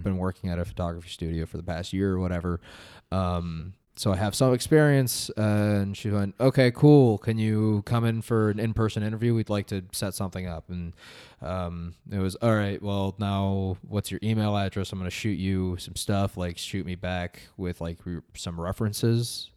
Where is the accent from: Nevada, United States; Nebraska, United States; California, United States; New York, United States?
Nevada, United States; Las Vegas; also born or lived in Reno, Nevada; moved back down to my hometown of Las Vegas